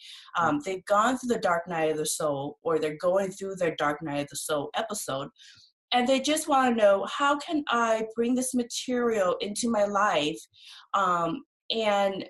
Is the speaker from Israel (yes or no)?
no; Laos; now in Seattle, United States; I'm Laotian, and I was raised in the Buddhist tradition